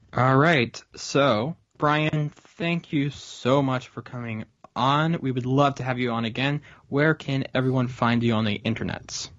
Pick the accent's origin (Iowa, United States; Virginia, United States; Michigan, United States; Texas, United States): Virginia, United States; Falls Church; I grew up in the Falls Church Fairfax area.